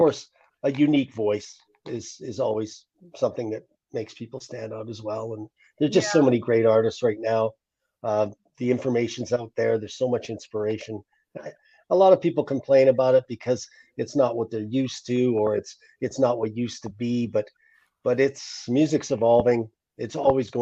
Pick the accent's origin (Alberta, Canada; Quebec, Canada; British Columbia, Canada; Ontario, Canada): British Columbia, Canada; Fort St. John; also born or lived in Nashville, Tennessee; when I got back home to my hometown after a long career in rock and roll